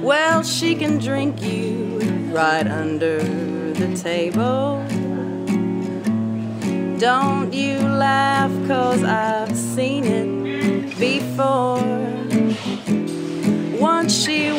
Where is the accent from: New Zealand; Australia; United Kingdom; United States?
United States; Tennessee; also born or lived in Austin, Texas; now in Louisiana, United States; I'm originally from Tennessee, but I moved here from Austin